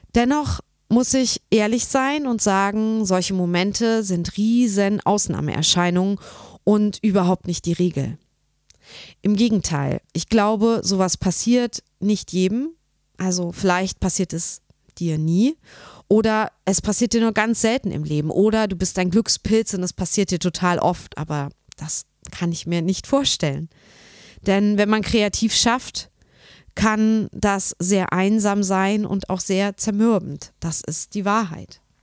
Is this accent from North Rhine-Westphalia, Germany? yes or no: no; Nordhausen, Thuringia, Germany; in Nordhausen, wo ich herkomme